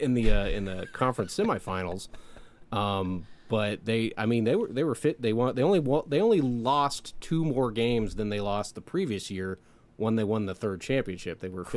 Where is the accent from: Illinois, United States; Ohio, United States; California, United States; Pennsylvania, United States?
Illinois, United States; I grew up in Illinois, so I grew up watching these teams